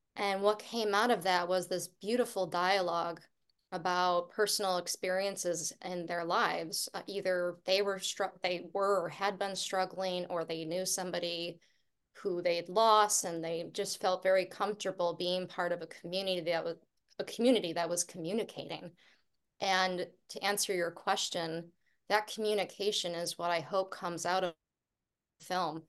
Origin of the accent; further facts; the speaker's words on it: Buffalo, New York, United States; moved away as an adult; my hometown